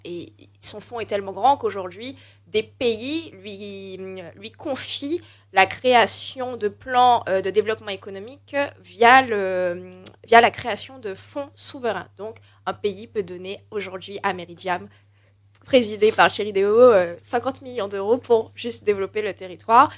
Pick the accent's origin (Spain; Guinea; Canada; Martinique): Martinique; on est martiniquais